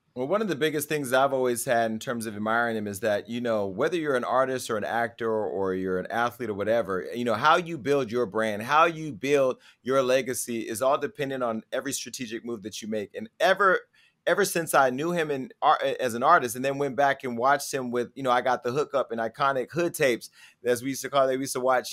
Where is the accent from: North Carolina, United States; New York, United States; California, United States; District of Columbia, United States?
California, United States; Stockton; I grew up in Stockton, California